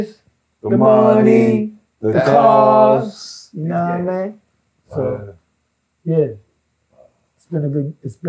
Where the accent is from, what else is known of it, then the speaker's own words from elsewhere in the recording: New York City, New York, United States; also born or lived in Portsmouth, Virginia; I was from Queens